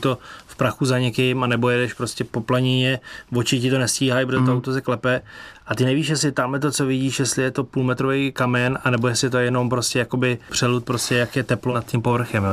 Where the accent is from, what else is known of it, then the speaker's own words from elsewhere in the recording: Czechia; Z Čech